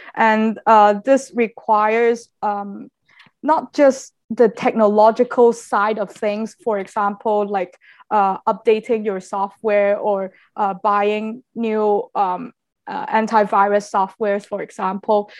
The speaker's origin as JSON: {"language": "English", "country": "Macau", "said": "I'm a a local citizen from Macau."}